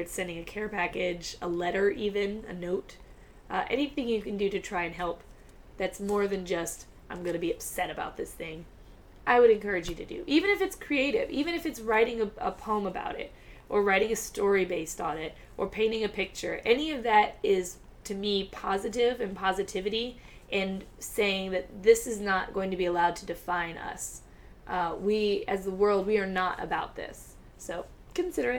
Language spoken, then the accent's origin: English; Virginia, United States; now in California, United States; growing up in Virginia, the internment of the Japanese in camps was something we went over very briefly in school